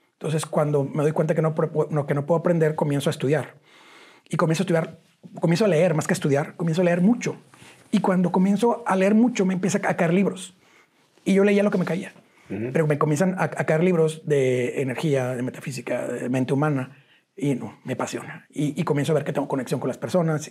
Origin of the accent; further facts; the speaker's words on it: Cadereyta Jiménez, Nuevo León, Mexico; also born or lived in Monterrey; yo nací en Cadereita Nuevo León